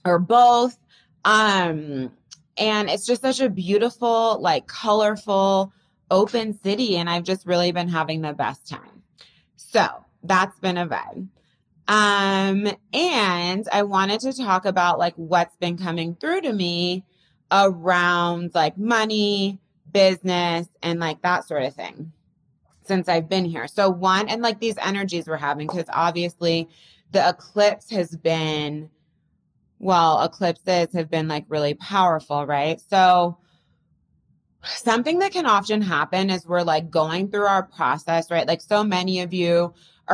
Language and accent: English; California, United States; also born or lived in Bay Area; now in New York, United States; I grew up in California.